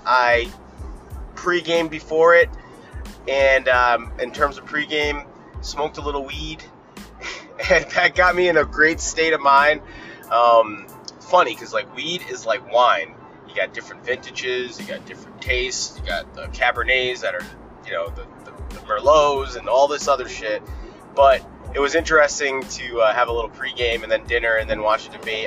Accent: Rhode Island, United States; I'm from Rhode Island

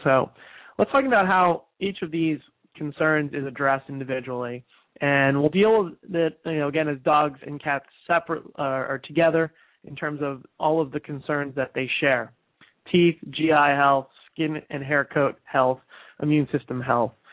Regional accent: New Jersey, United States; moved away; New Jersey is my home state. I was there recently for my high school reunion

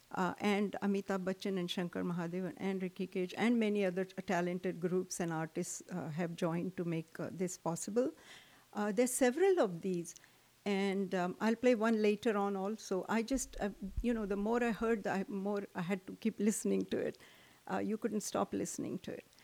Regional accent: South India, India; moved away; I grew up in South in India

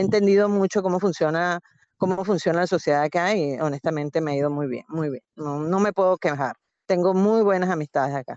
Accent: Venezuela; moved away as an adult; now in Italy; soy venezolano

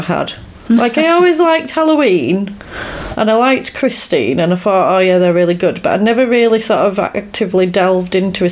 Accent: Yorkshire and the Humber, United Kingdom; I'm from Yorkshire.

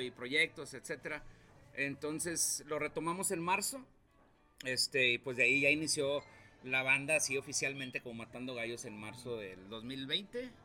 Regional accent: Río Bravo, Tamaulipas, Mexico; moved away as an adult; now in Saltillo, Mexico; Yo soy de Río Bravo, Tamaulipas.

